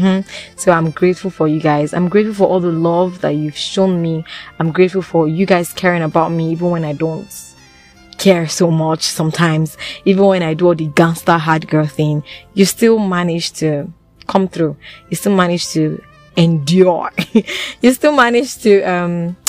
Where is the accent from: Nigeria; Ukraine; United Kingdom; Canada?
Nigeria; as a Nigerian in Nigeria